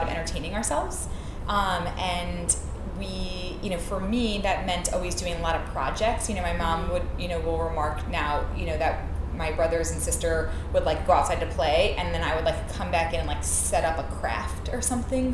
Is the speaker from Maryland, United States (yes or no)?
no; New York City, New York, United States; I grew up in Queens, so I'm from New York